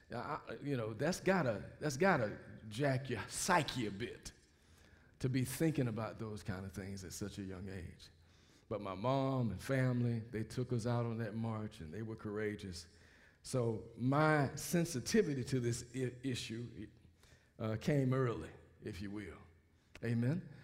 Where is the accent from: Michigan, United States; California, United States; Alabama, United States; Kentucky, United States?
Alabama, United States; Mobile; moved away; I grew up in Mobile, Alabama.